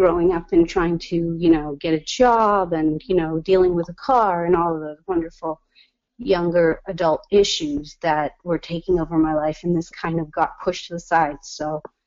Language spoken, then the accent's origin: English; Hamilton, Massachusetts, United States; also born or lived in El Salvador / Beverly, Massachusetts; I was raised in Hamilton Wenham